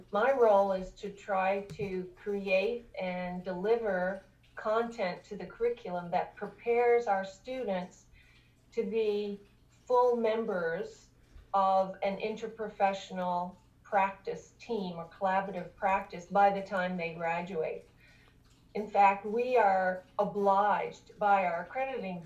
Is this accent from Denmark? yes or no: no; Canada; moved away as an adult; now in Augusta, United States; I'm originally from Canada